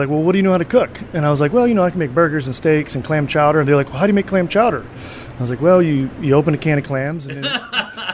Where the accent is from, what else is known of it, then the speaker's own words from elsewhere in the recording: South Haven, Michigan, United States; I was born in South Haven, Michigan, which is a little teeny tiny beach town on the southwest coast of Michigan